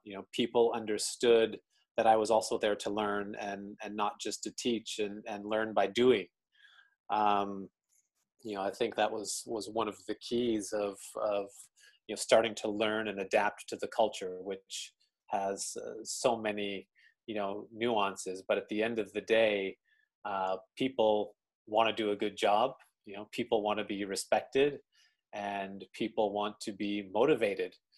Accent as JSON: {"language": "English", "town": "Calgary", "region": "Alberta", "country": "Canada", "tie": "born or raised there", "moved": "as an adult", "lives_now": "Tokyo, Japan", "said": "born and raised in Calgary, Alberta."}